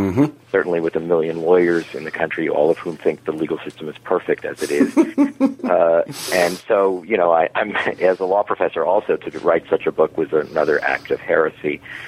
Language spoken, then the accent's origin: English; New York City, New York, United States; also born or lived in Miami Beach, Florida; Well, I was born in New York City. My parents were Holocaust survivors, and they retired to Miami Beach, Florida, which is a very unusual retirement for elderly Jews. And then I finished my high school era there